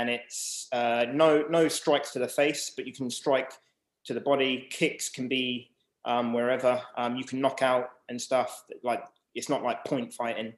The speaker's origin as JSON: {"language": "English", "town": "Southampton", "region": "South East England", "country": "United Kingdom", "tie": "born or raised there", "said": "I was born in Southampton. So 1985, and then basically lived here most of my life"}